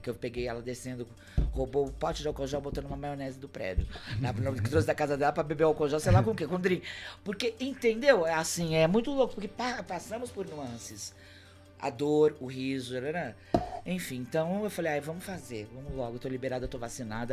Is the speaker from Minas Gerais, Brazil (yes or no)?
no; Santos, São Paulo, Brazil; eu sou de Santos